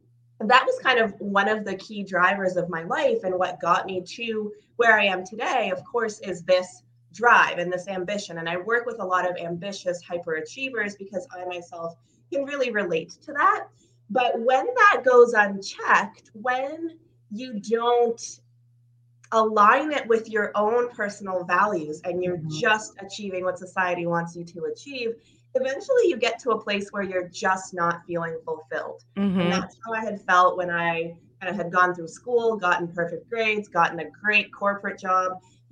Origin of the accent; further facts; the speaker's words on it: Canada; also born or lived in Ukraine; So I am originally from Ukraine, which means a lot more now to people than it did a couple of years ago, but we had immigrated to Canada when I was 2 years old